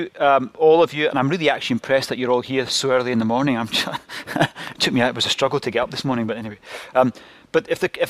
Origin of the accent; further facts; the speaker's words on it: Glasgow, Scotland, United Kingdom; accent: Scottish; I'm from Glasgow and you have to tune into the Scottish accent a little bit